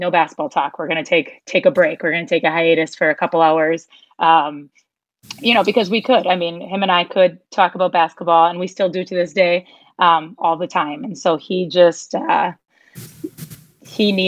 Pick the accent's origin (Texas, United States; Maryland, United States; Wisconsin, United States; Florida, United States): Wisconsin, United States; Bloomer; growing up in Bloomer, having that small town experience